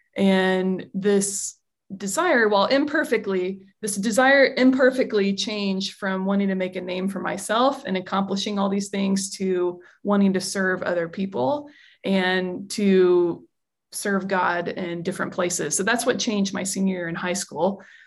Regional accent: United States; as an American

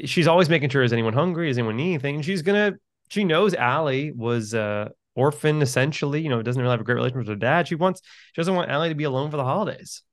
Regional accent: New York City, New York, United States; I'm from New York City.

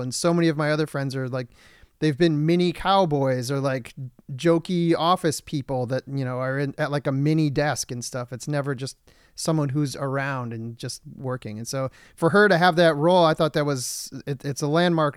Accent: Michigan, United States; now in Los Angeles, United States; I'm from Michigan

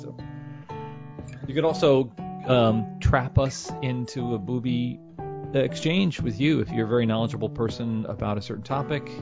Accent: Kansas City, United States; I'm from Kansas City

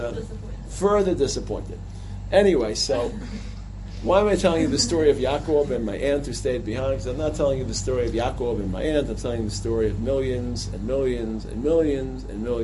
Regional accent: United States; I'm an American

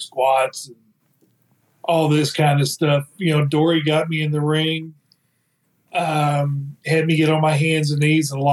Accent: Amarillo, Texas, United States; I grew up in Amarillo, Texas

